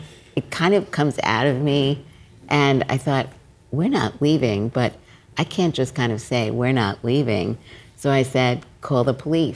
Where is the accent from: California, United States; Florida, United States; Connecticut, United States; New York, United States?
New York, United States; New York City; I grew up in Brooklyn